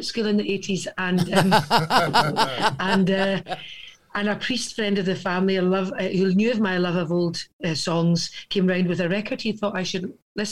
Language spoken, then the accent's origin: English; Scotland, United Kingdom; I am a Scottish girl through and through